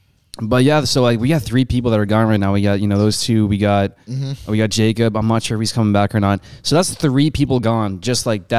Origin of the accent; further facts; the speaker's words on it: Canada; moved away; Okay, so I'm from Canada.